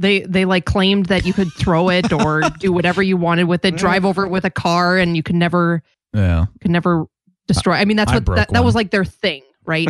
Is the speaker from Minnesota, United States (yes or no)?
yes; Minnesota, United States; And I grew up in Minnesota where you wanted something other than frozen water.